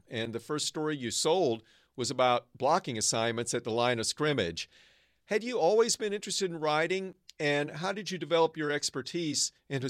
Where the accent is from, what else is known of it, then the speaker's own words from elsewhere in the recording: Arkansas, United States; now in Northern California, United States; I grew up in Arkansas. Now I live and work in the innovation heartland of Northern California.